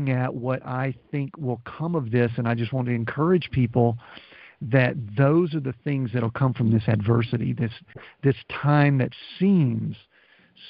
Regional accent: the South, United States; We're from the South

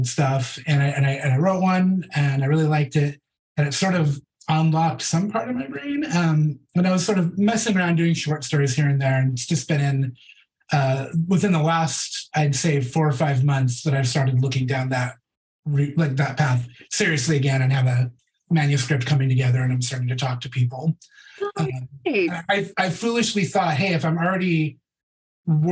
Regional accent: Portland, United States; moved away as an adult; now in Los Angeles, United States; I'm from Portland originally

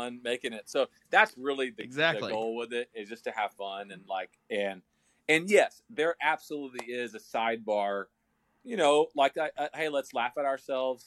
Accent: Texas, United States; now in Nashville, United States; I'm from Texas

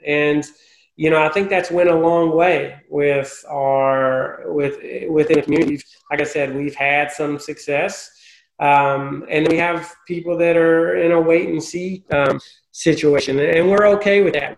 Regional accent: Tennessee, United States; moved away as an adult; now in Charlotte, United States; I'm originally from Tennessee

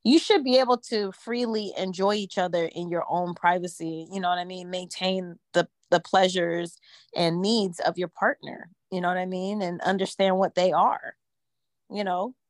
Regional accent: Jamaica; I'm Jamaican

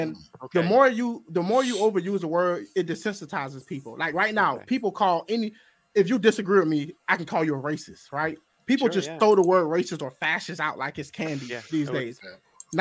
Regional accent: Georgia, United States; I'm actually from Georgia

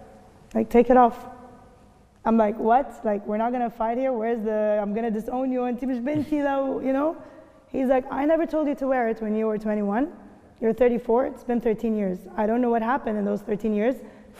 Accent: Kuwait; now in Dubai, United Arab Emirates; I mean, I grew up in the Gulf, so I know. In Kuwait, it's also different

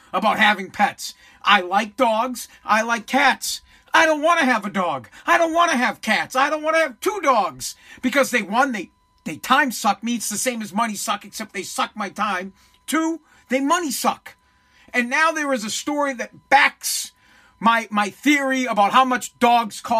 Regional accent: Boston, Massachusetts, United States; I am from Boston

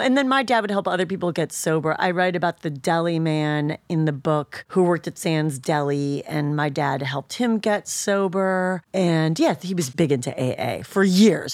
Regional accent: Shaker Heights, Ohio, United States; moved away; Cleveland, Ohio. I'm from Shaker Heights.

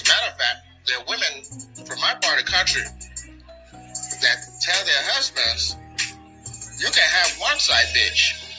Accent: Nigeria; I'm from Nigeria.

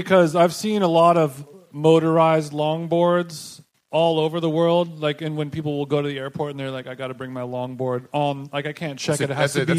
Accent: California, United States; I'm from Cali, bro.

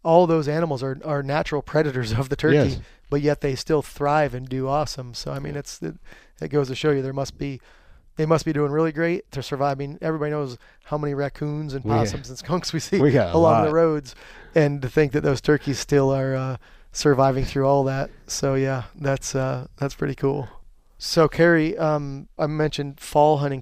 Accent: Pennsylvania, United States; where I grew up in Pennsylvania

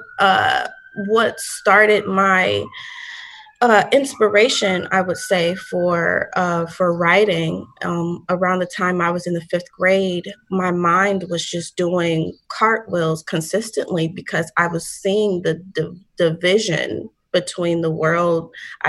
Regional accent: Columbus, Ohio, United States; also born or lived in Saginaw, Michigan; now in Bronx, New York, United States; I am originally from the Midwest. So I was born in Michigan, a very small town called Saginaw. It's about 2 hours from Detroit. But I was raised in Columbus, Ohio, up in around the age of five

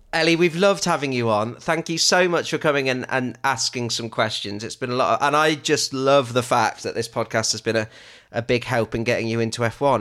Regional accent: England, United Kingdom; me and Betty are English

